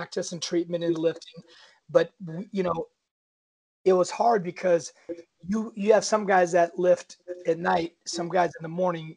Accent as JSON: {"language": "English", "town": "Seattle", "region": "Washington", "country": "United States", "tie": "born or raised there", "moved": "as an adult", "lives_now": "Los Angeles, United States", "said": "my hometown of Seattle, the University of Washington"}